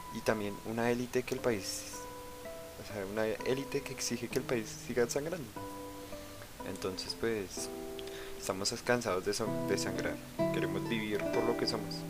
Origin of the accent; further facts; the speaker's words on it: Colombia; como colombiana